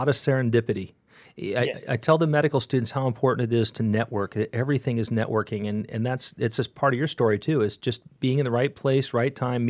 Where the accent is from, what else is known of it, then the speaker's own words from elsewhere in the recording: United States; I'm not Indian. I'm an American, so I drink coffee